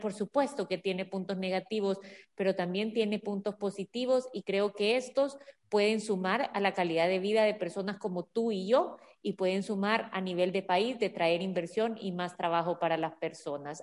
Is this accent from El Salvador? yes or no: yes; El Salvador; todos somos salvadoreños